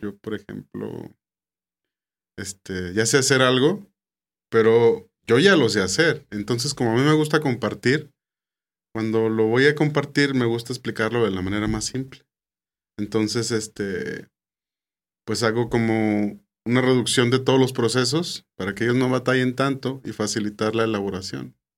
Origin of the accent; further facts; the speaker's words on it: San Pedro, Coahuila, Mexico; yo soy de San Pedro, Coahuila.